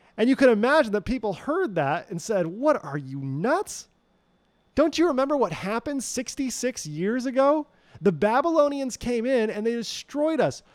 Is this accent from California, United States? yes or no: yes; California, United States; moved away as an adult; also born or lived in Montana; I was from California